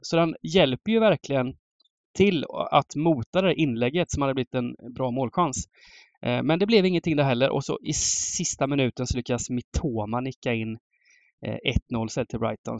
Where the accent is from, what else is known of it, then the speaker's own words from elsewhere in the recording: Småland, near Hjälmseryd/Höreda, Jönköping County, Sweden; moved away; Småland utanför där jag växte upp